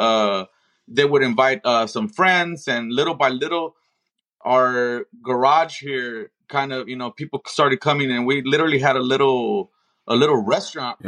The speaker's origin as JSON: {"language": "English", "town": "Compton", "region": "California", "country": "United States", "tie": "born or raised there", "moved": "yes", "lives_now": "Las Vegas, United States", "said": "I am born and raised in Compton"}